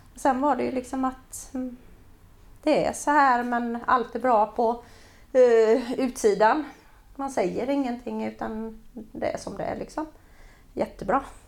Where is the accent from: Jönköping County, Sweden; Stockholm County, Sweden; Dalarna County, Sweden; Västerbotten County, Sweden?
Jönköping County, Sweden; Jönköping; vi växte upp på Öxnehaga